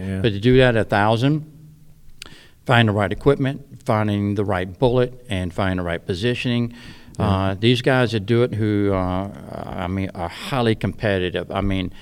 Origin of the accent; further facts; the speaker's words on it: south of Richmond, Virginia, United States; I'm just south of Richmond, Virginia where I'm at. So I've lived there in southeast Virginia my whole life.